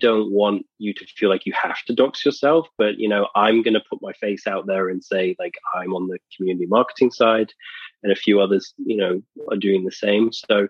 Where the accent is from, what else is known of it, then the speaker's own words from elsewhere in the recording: England, United Kingdom; we know that … I'm from England.